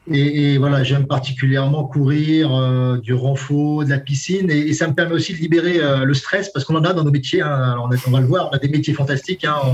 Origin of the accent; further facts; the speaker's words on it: Brest, Brittany, France; now in Toulouse, France; je suis, je suis à Brest, dans ma ville natale.